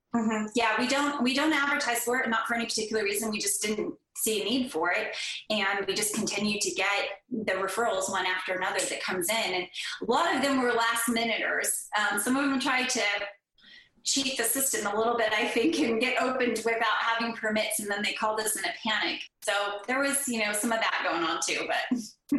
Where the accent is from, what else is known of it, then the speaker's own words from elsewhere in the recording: Northern California, United States; moved away as an adult; now in Oklahoma, United States; I grew up in Northern California